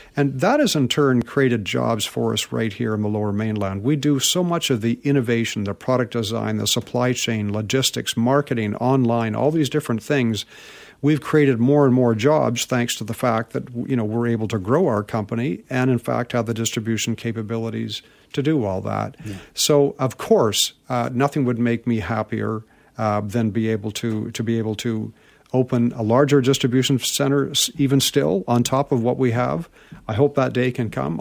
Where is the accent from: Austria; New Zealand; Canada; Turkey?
Canada; Vancouver, British Columbia; I was born in Vancouver and grew up here in Vancouver